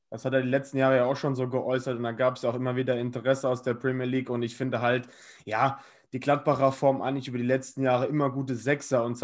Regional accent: Bremen, Germany; Und ja, mich als Bremer freut das natürlich für morgen

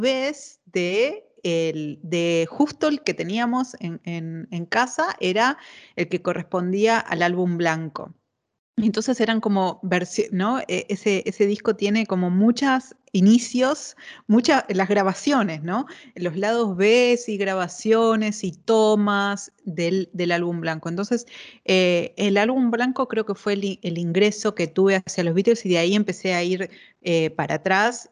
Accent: Neuquén, Argentina; yo soy neuquina

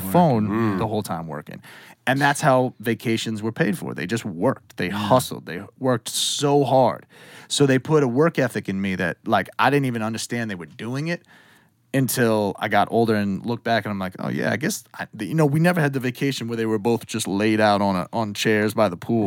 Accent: Western Massachusetts, United States; also born or lived in New York City; I was born in New York City, um, and then I, we moved up to Western Mass when I was like six ish

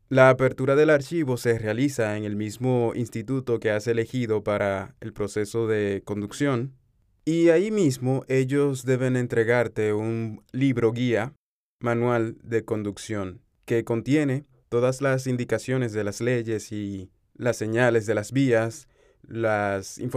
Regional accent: Dominican Republic; now in Dubai, United Arab Emirates; Yo soy un dominicano que desde hace unos cuantos años ya está viviendo en Dubái

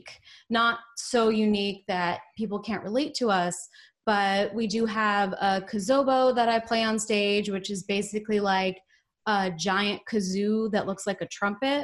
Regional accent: Portland, Oregon, United States; also born or lived in Southern California; now in Austin, United States; I was actually born in Southern California, but I really consider myself being from Portland, Oregon. That's really where a lot of my formative memories are from.

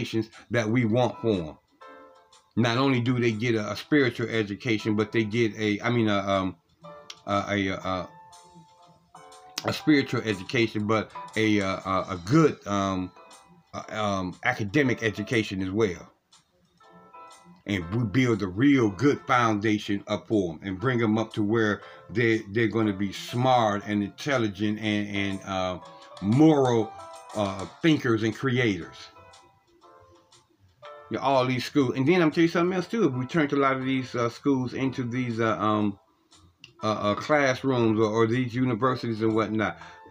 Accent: Cleveland, Ohio, United States; one of the streets that I grew up in Cleveland, Ohio

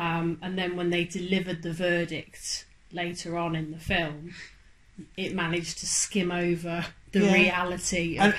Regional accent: United Kingdom; we're British

